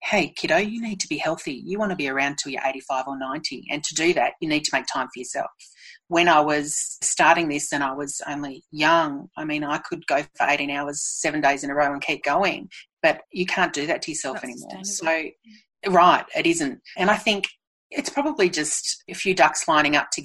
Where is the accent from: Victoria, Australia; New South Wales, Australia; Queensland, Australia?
Victoria, Australia; Melbourne; moved away as an adult; I'm from Melbourne. I'm an inner city kid. I grew up in the city